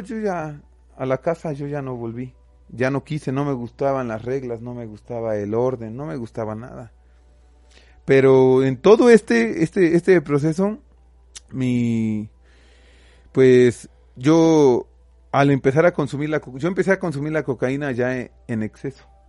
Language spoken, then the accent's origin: Spanish; Xalapa, Veracruz, Mexico; nosotros somos de Jalapa